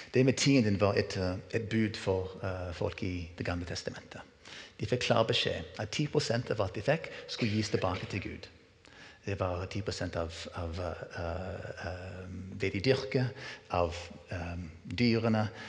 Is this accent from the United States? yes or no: yes; United States; moved away as an adult; now in Norway; Så jeg er vokst opp med denne kulturen her i USA.